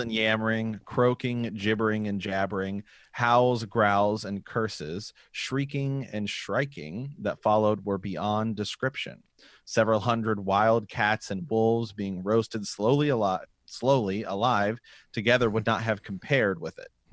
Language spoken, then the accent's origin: English; Ohio, United States; we're from Ohio